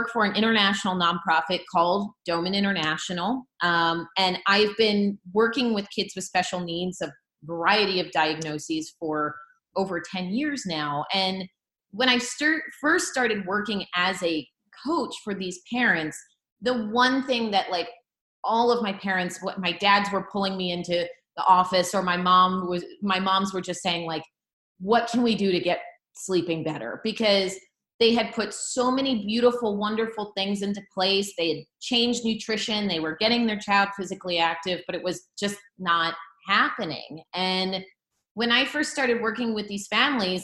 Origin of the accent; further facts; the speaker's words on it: Philadelphia, Pennsylvania, United States; I grew up in the Philadelphia area